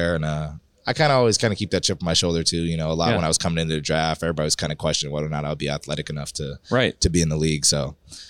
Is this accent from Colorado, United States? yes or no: no; Arizona, United States; I'm from Arizona, so this is a pretty local spot to have club tournaments. I've probably been coming to Vegas since I was 8.